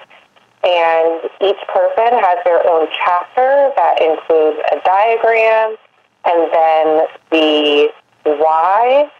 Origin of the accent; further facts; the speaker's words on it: Maryland, United States; I am born and raised in Maryland, lucky to kind of be in the heart of horse country here